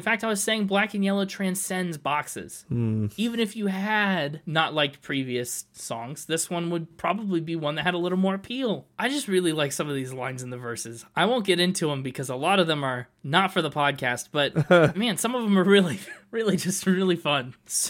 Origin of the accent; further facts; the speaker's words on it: Pittsburgh, Pennsylvania, United States; It's about civic pride, too. I'm from Pittsburgh. That's what made me get the black and yellow Challenger.